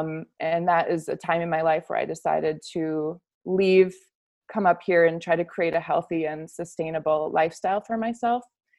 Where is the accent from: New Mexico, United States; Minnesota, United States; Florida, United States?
Minnesota, United States; Minneapolis; moved away as an adult; now in Homer, United States; I was born and raised in South Minneapolis, and I first came to Homer because I was invited by a family artist, potter friend, to come and work and be her assistant.